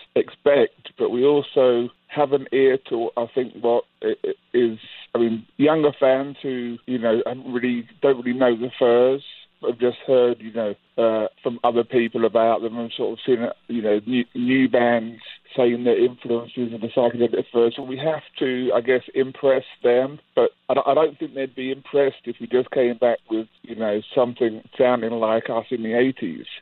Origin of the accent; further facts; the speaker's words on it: England, United Kingdom; also born or lived in Manhattan, New York; now in United States; Rich and I grew up in England, in the countryside